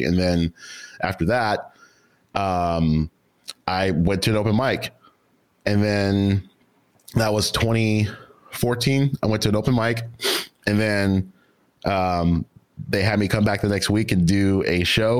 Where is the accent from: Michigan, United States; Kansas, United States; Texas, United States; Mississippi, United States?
Texas, United States; Houston; also born or lived in Nacogdoches, Texas; now in Austin, United States; Southside, Houston, Texas, where I'm from